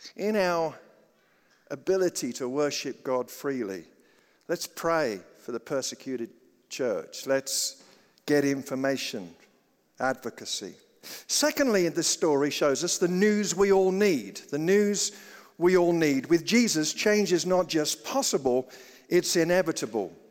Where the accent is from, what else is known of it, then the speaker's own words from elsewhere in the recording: United Kingdom; now in Colorado, United States; I grew up in Britain and I always thought I was a Christian